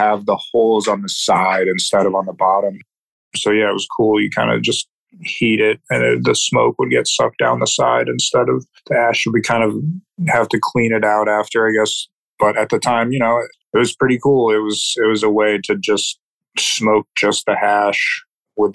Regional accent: New Jersey, United States; now in Maine, United States; I grew up in New Jersey

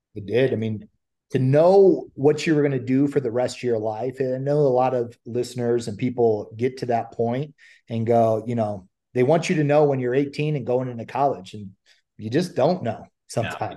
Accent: Ohio, United States; moved away as an adult; now in California, United States; I'm I'm originally from Ohio and moved out to California

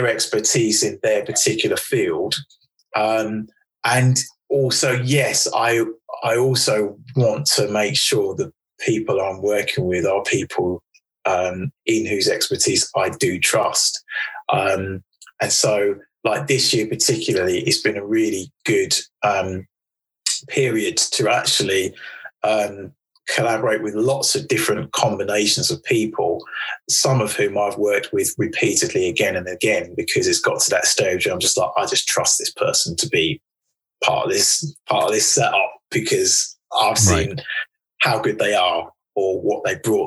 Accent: United Kingdom

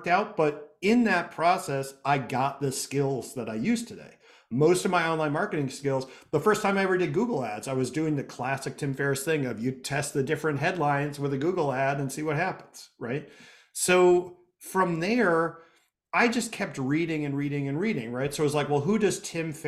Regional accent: Connecticut, United States; so I'm from Connecticut. I grew up here in Connecticut.

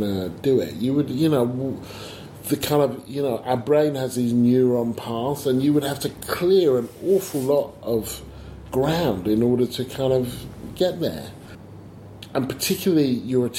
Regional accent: Stevenage, East of England, United Kingdom; I grew up in Stevenage

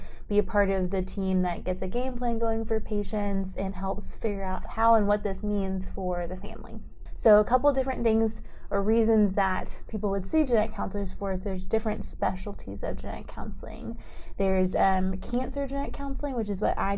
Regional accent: Maryland, United States; moved away as an adult; also born or lived in Pittsburgh, Pennsylvania; now in Dallas, United States; I am originally from Maryland and have been in Dallas for almost 4 years now

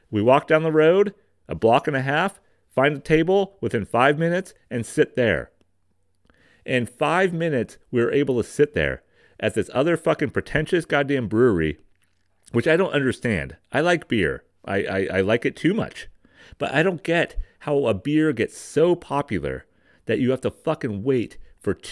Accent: California, United States; All right, I'm I'm from Marin County. I'm from here.

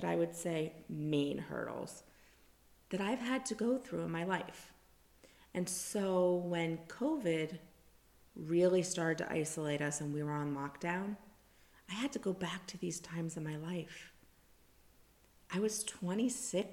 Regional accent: South Florida, United States; also born or lived in New Jersey; born and raised in South Florida, except for a little bit of New Jersey in there.

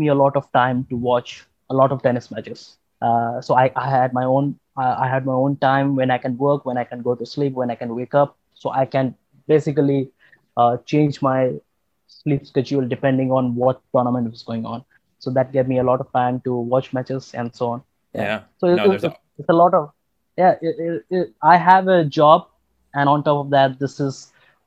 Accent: India; I'm from India

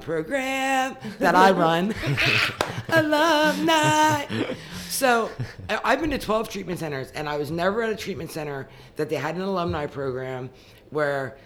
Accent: Wrightsville, Pennsylvania, United States; also born or lived in Marietta; I grew up in Wrightsville, which is where the ranch is

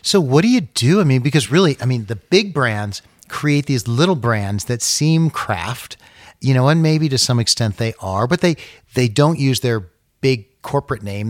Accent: East Coast, United States; I grew up in, in the East Coast

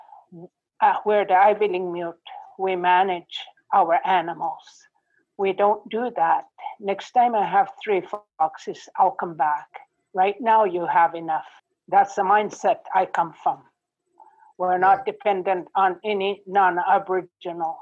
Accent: Coral Harbour, Nunavut, Canada; English is a second language; We're from Coral Harbour, Nunavut. NWT before that.

